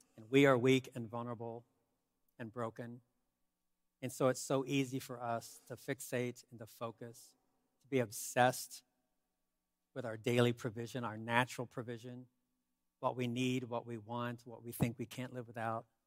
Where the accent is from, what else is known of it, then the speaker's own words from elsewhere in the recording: United States; I'm an American